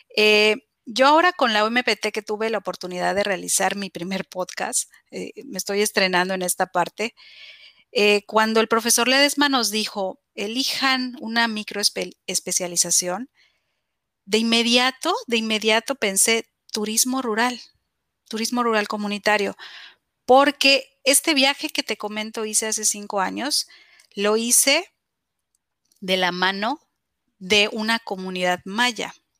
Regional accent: Mexico; en mi país

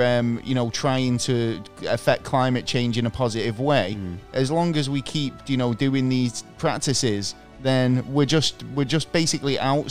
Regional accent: Manchester, North West England, United Kingdom; I'm Mancunian

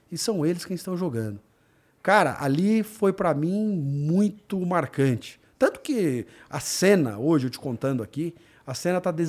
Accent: São Paulo, Brazil; also born or lived in Mato Grosso; eu nasci em São Paulo, fui morar no Mato Grosso.

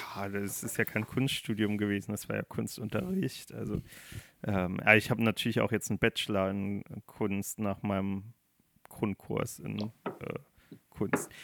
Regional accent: Germany; Ich bin Deutscher, ich rede kein Englisch

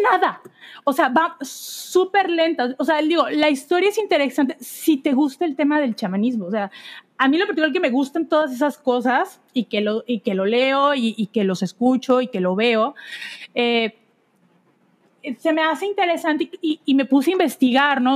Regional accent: Veracruz, Mexico; yo que soy de Veracruz y crecí en un hogar eh, cristiano

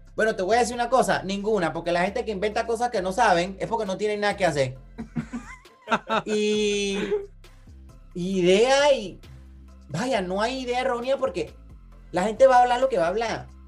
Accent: Panama; moved away; soy panameño

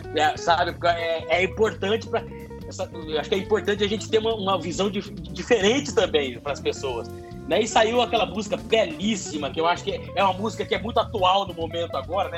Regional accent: Campo Grande, Mato Grosso do Sul, Brazil; Eu sou de Campo Grande, nasci já em Campo Grande

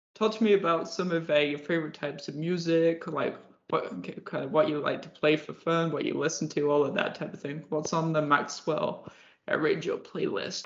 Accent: England, United Kingdom; moved away; I'm originally from England

